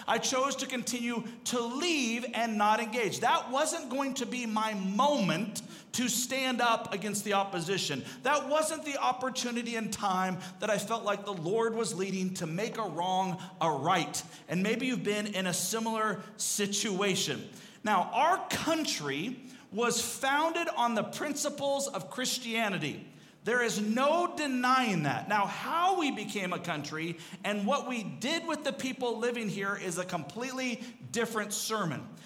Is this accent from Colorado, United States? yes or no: no; Seattle, Washington, United States; also born or lived in Arizona; I grew up up in Seattle